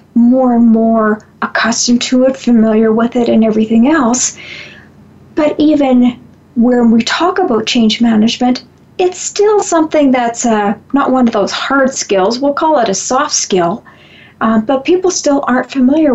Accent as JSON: {"language": "English", "country": "Canada", "said": "I'm from Canada"}